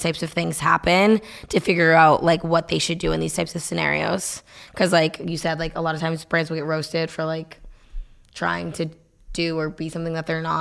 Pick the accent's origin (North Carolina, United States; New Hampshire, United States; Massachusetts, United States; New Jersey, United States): New Hampshire, United States; Nashua; I grew up in Nashville, New Hampshire